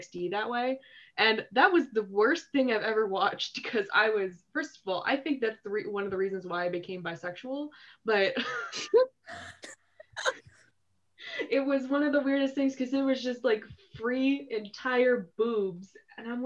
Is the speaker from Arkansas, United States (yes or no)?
no; Northern California, United States; I'm from Northern California